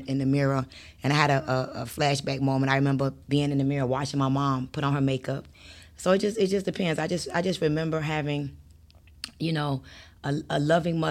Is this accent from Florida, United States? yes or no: yes; Miami, Florida, United States; also born or lived in Bronx, New York; I was raised in Miami